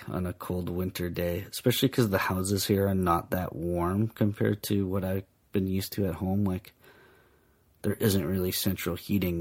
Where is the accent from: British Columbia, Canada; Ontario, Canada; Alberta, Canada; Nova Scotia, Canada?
British Columbia, Canada; Vancouver; now in Japan; I'm from Vancouver